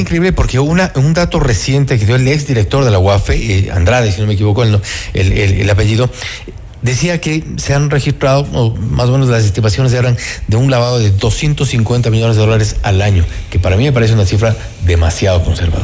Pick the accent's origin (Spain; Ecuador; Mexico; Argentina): Ecuador; los ecuatorianos asumamos la responsabilidad